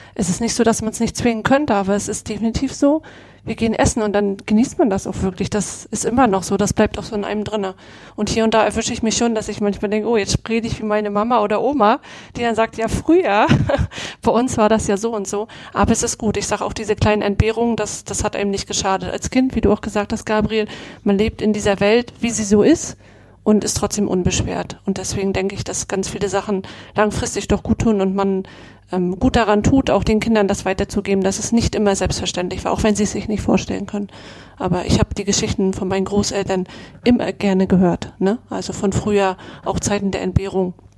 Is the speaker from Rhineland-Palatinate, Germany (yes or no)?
no; Greifswald, Mecklenburg-Vorpommern, Germany; Jahrgang 81, die Netzwerkerin, geboren in Greifswald in Vorpommern.